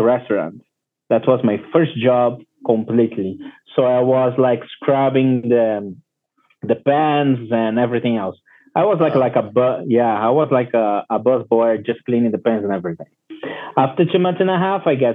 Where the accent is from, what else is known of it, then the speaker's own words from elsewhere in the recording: Brazil; English is a second language; now in Puerto Plata, Dominican Republic; I'm from Brazil originally